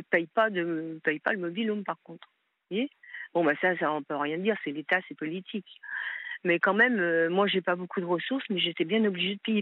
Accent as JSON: {"language": "French", "town": "Paris", "region": "Île-de-France", "country": "France", "tie": "born or raised there", "also_born_or_lived": "Hauts-de-Seine / Lyon, Auvergne-Rhône-Alpes", "moved": "as an adult", "lives_now": "Seine-et-Marne, France", "said": "je voulais revenir dans ma ville natale, qui est Paris et où j'ai vécu euh, quand j'étais enfant"}